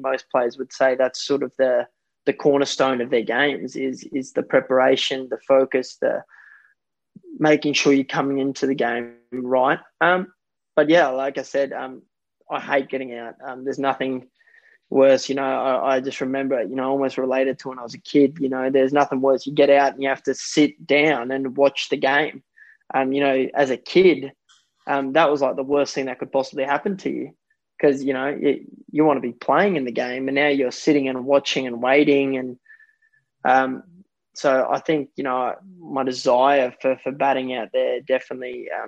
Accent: South Africa; born there; It was only about 40 minutes from where I was born in South Africa, in the town that I, you know, I used to come there as a kid, as a, you know, 5-6 year old.

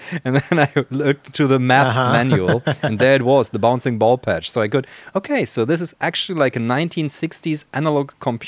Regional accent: Baden-Württemberg, Germany; moved away; In a small town in the Black Forest in Germany

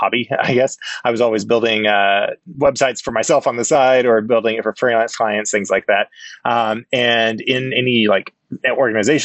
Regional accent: El Dorado Springs, Missouri, United States; I'm from a real small town, El Dorado Springs, Missouri, which is about an hour and a half south of Kansas City. It's on the, southwestern corner of Missouri

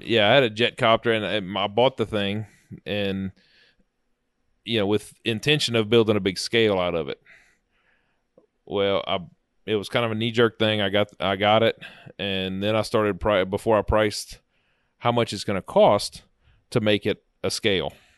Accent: South Louisiana, United States; now in Alexandria, United States; I grew up in South Louisiana and moved up here, you know, as younger

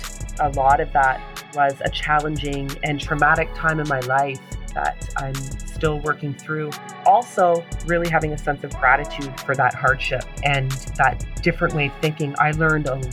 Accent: Toronto, Ontario, Canada; also born or lived in Brampton, Ontario; I was born and raised in Toronto, Ontario, Canada

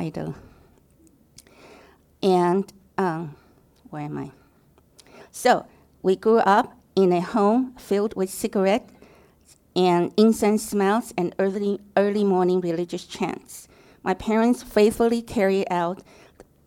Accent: Taiwan; moved away; I was born and raised in Taiwan

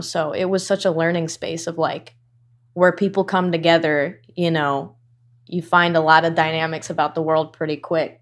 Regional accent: Irvine, California, United States; also born or lived in Newport Beach; now in East Los Angeles, United States; I was born in Newport and raised in Irvine

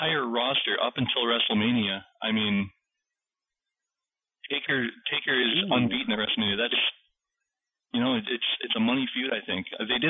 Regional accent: Manitoba, Canada; I'm from Manitoba, Canada

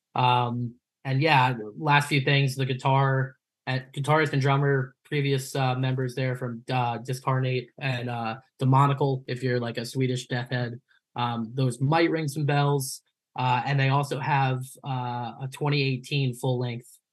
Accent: Long Island, New York, United States; growing up on Long Island

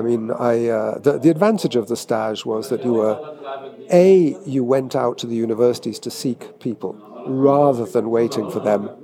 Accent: England, United Kingdom; I always lived in England

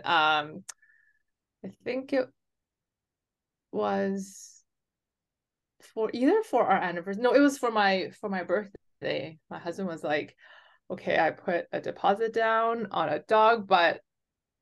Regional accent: Vancouver, British Columbia, Canada; I'm from BC. I was born and raised in Vancouver.

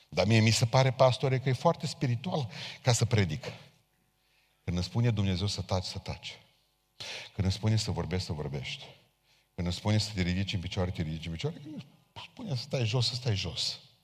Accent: Romania; noi ca români

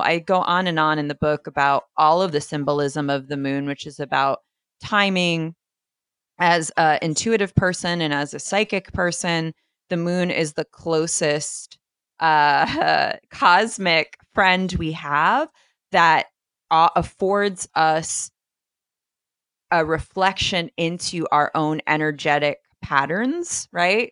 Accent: East Coast, United States; I am from the East Coast

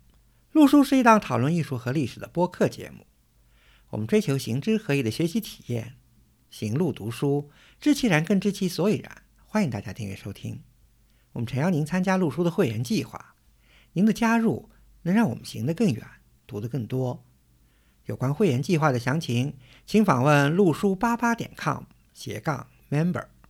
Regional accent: Suzhou, Jiangsu, China; 我小时候住在苏州的城南嘛

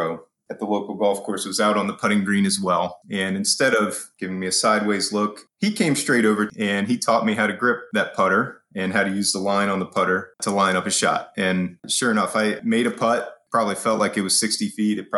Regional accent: Springfield, Ohio, United States; I'm from Springfield, Ohio. Small town just outside of Dayton, between Dayton and Columbus.

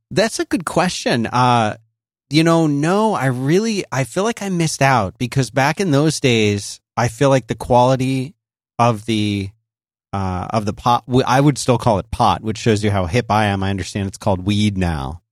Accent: Philadelphia, Pennsylvania, United States; when I grew up in Philadelphia

